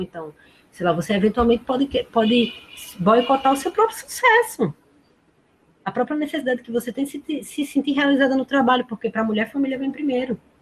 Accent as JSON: {"language": "Portuguese", "town": "Paulista", "region": "Pernambuco", "country": "Brazil", "tie": "born or raised there", "said": "na minha cidade natal paulista"}